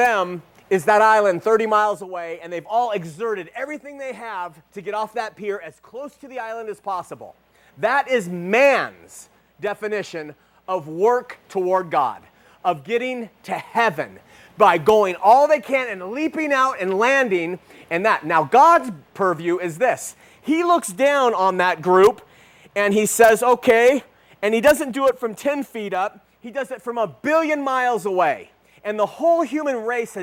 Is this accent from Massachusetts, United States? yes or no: no; Huntington Beach, California, United States; I grew up in Huntington Beach